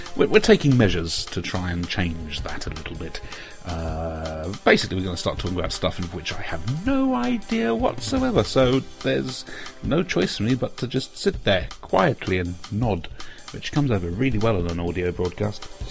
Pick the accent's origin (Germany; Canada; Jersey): Jersey; now in England; I come from Jersey.